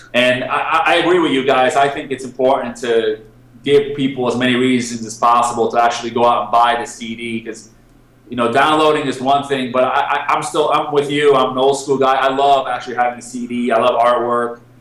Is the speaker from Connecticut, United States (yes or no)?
yes; Connecticut, United States; moved away as an adult; now in Cyprus; I'm from Connecticut